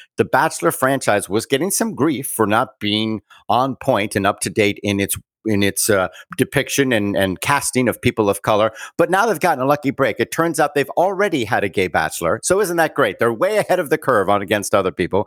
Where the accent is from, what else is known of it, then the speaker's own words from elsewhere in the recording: Bermuda; I was born in Bermuda. I am a British subject, colonial born